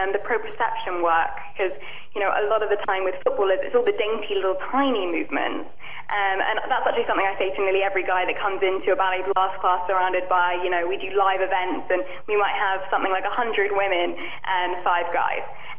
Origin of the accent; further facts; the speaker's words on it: England, United Kingdom; now in Los Angeles, United States; I was shocked coming from England to Los Angeles, the amount of sugar in everything. It's extreme in the US. I think we have a bit of a sugar ban in the UK.